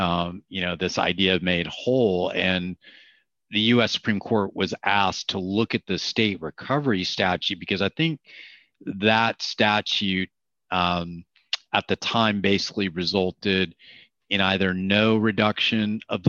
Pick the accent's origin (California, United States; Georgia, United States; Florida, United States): Florida, United States; for example, in my home state, to say that it is limited just to past medical expenses that Florida Medicaid can recover.